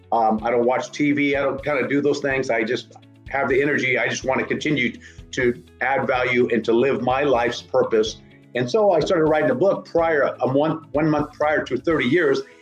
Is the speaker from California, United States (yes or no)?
yes; Northern California, United States; I'm from Northern California